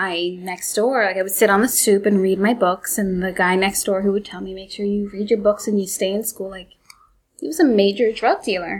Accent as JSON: {"language": "English", "town": "New York City", "region": "New York", "country": "United States", "tie": "born or raised there", "said": "I grew up in Bushwick in the 80s and, crack hit and it was a volatile place to live, but I was also very much sheltered."}